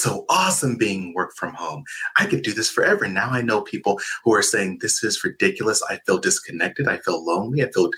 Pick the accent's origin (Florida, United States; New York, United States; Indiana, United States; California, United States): California, United States; moved away as an adult; also born or lived in Iowa; I'm from California, and I very rarely grew up around snow at all.